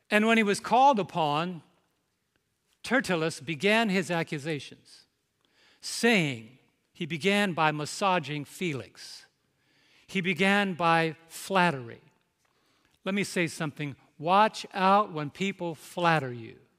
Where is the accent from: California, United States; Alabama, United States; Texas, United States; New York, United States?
New York, United States; I'm from New York